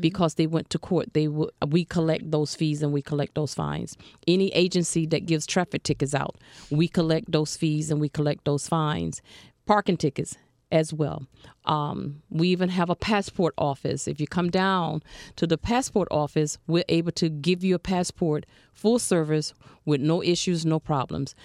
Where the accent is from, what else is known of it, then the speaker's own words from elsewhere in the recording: Alabama, United States; now in Broward County, United States; I'm a Southern girl